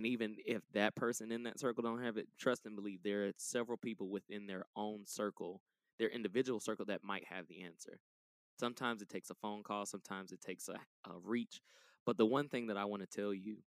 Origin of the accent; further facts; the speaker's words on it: Atlanta, Georgia, United States; I grew up in the West End area of Atlanta